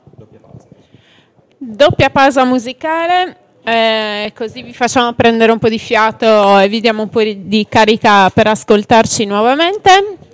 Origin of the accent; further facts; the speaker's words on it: Sardinia, Italy; siamo sardi